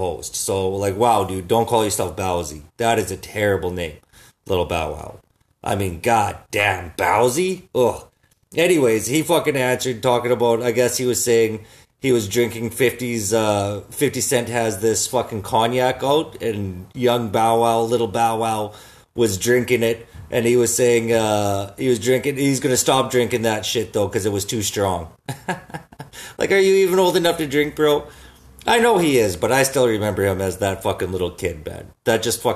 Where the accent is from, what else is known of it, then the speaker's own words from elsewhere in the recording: Saskatoon, Saskatchewan, Canada; I'm from Saskatoon, right? Everybody has jacked up trucks.